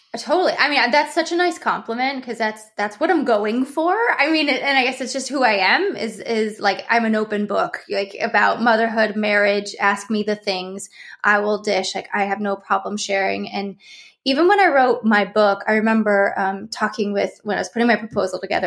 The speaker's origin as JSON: {"language": "English", "region": "Ohio", "country": "United States", "moved": "yes", "lives_now": "California, United States", "said": "I live in California, but I'm from Ohio"}